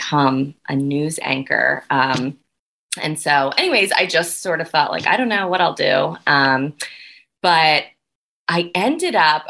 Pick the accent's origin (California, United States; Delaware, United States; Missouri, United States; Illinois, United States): Delaware, United States; moved away as an adult; also born or lived in Newark, Delaware / Toledo, Ohio; So I grew up in Delaware.